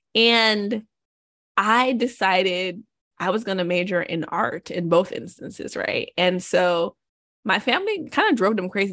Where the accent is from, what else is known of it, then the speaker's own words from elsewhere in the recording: Jamaica; moved away as an adult; now in United States; I grew up in Jamaica, went to high school in Jamaica.